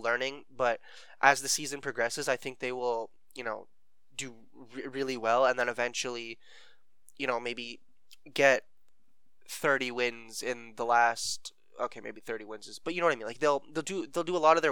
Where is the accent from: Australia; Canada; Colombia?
Canada